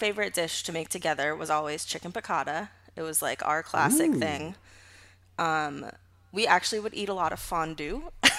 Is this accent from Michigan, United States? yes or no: no; Rockville, Maryland, United States; I grew up outside of DC with my mom. It was just me and my mom in Rockville, Maryland. It's probably like 20 minutes outside of DC.